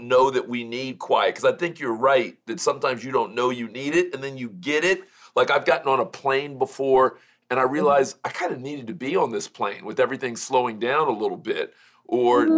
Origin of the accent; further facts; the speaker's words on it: Miami, Florida, United States; I'm from Miami originally